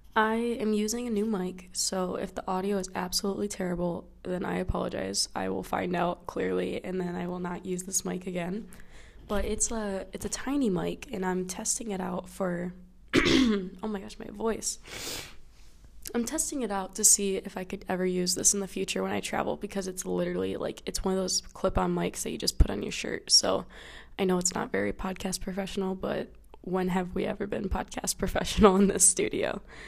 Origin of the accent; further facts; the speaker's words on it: United States; I am now back in my home state where there is snow everywhere